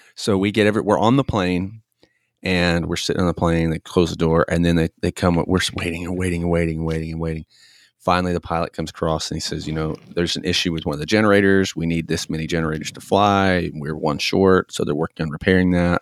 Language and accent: English; Tennessee, United States; I grew up in Tennessee